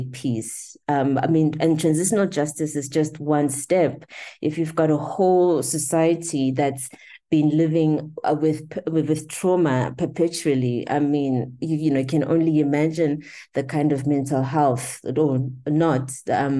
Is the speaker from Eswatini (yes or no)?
yes; Eswatini; I was born in Swaziland.